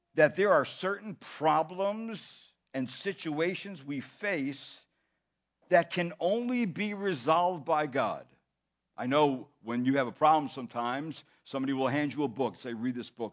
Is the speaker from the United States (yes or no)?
yes; United States; being an American in the American culture